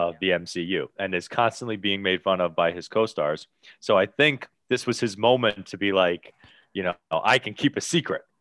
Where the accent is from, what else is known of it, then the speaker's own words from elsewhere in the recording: Bayonne, New Jersey, United States; he is from my hometown